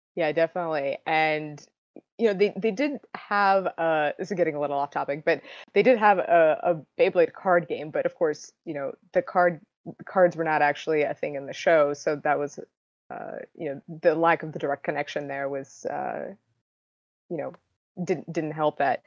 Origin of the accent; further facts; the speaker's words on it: Russia; now in United States; I was born in Russia and eventually moved to the States